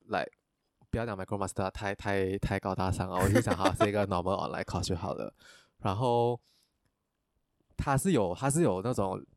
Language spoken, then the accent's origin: Chinese; Malaysia; 我们马来西亚人差不多有一百八十的